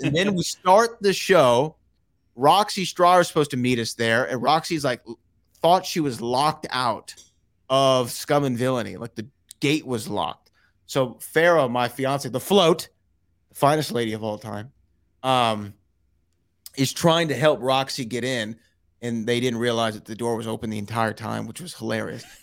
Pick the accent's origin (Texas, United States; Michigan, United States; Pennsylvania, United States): Texas, United States; Houston; it's in my hometown, that the Houston live event